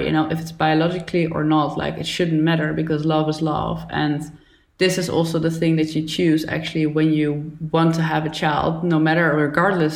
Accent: Netherlands; also born or lived in Brazil; when I grew up in the Netherlands

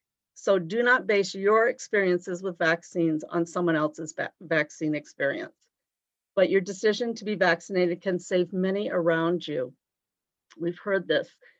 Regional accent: East Coast, United States; now in Sioux Falls, United States; I'm originally from the East Coast

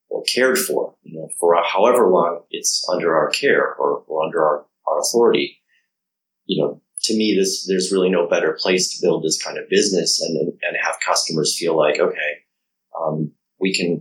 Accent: United States; I'm American. I'm based here.

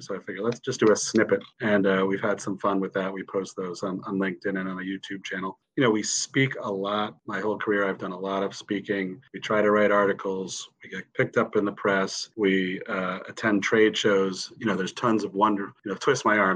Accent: Connecticut, United States; moved away as an adult; now in Washington, D.C., United States; I grew up in Connecticut. I moved to Washington D.C. for law school, where I where I still am.

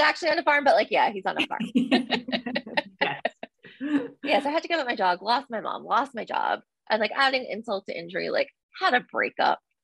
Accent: New Jersey, United States; I'm from New Jersey.

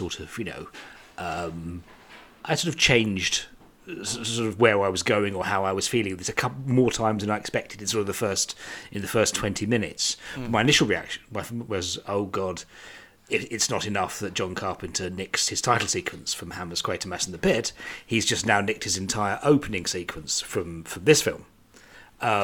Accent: United Kingdom; I'm British

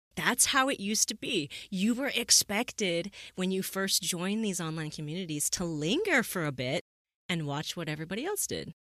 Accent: the West, United States; I'm from the West here

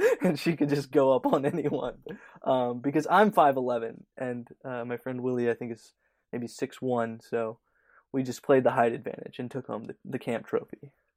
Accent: Louisiana, United States; moved away; I'm from Louisiana originally

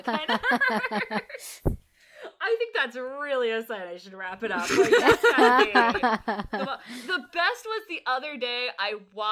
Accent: East Chicago, Indiana, United States; My family's from northern Indiana, so we can't help it. We're not from Gary, but we're from East Chicago

